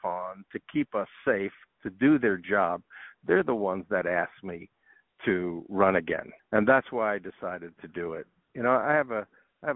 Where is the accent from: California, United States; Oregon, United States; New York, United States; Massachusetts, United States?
New York, United States; New York City; now in Arizona, United States; I was born and raised in New York City.